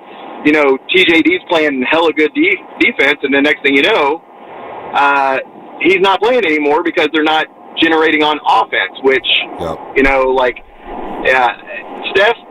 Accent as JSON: {"language": "English", "region": "Indiana", "country": "United States", "said": "I come from Indiana, right?"}